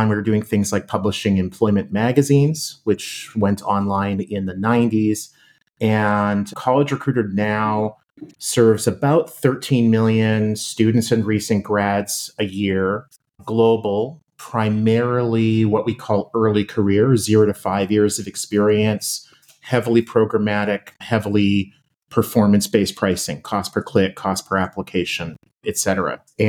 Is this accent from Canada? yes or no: yes; Winnipeg, Manitoba, Canada; now in Minneapolis, United States; So I grew up in Winnipeg, dual U.S.-Canadian citizen, which is why I'm wearing a Team Canada jersey